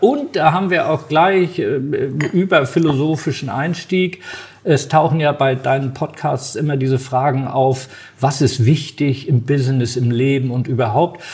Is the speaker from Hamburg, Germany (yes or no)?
yes; Hamburg, Germany; also born or lived in Düsseldorf; ich ja dann zurück nach Hamburg wollte, weil ich ja sozusagen Hamburger bin